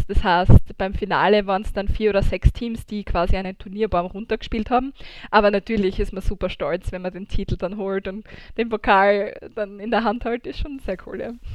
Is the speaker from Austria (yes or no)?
yes; Austria; Bei uns in Österreich